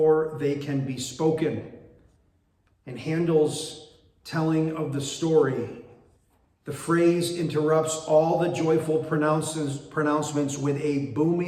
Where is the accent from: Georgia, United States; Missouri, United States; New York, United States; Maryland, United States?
New York, United States; Binghamton; moved away as an adult; now in Bridgeport, United States; my wife, Tamara, and I were born and raised in Binghamton, New York, and lived there for the first 40 years of our lives